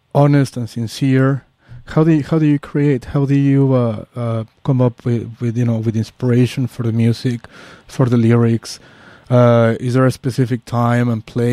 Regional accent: Mexico City, Mexico; I'm from Mexico City

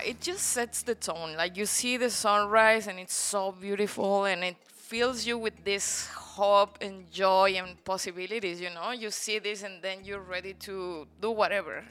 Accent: Guanajuato, Mexico; moved away as an adult; now in Playa del Carmen, Mexico; Mexico, in the center, um, state called Guanajuato, which is really beautiful as well

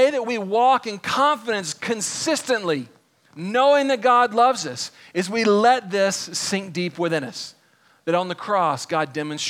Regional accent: Texas, United States; I grew up here in Texas.

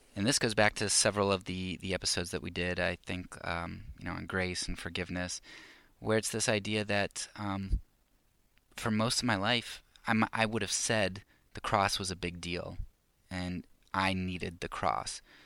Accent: United States; as American conservative Christians

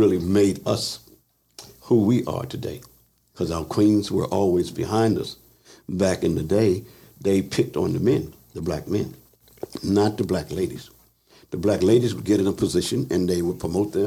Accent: Philadelphia, Pennsylvania, United States; moved away; I was raised part of my life in Philadelphia

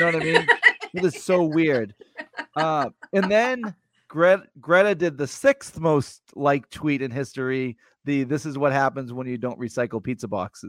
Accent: Cohasset, Massachusetts, United States; It was kind of more near where I grew up in Cohasset

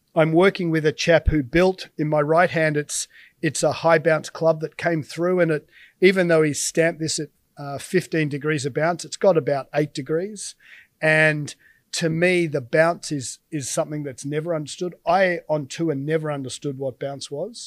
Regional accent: Australia; as an Aussie

